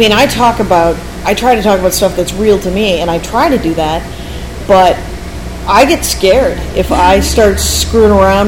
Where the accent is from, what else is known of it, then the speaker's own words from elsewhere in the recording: North Platte, Nebraska, United States; moved away; I put a link to my hometown, which is as shitty as any other town in the world.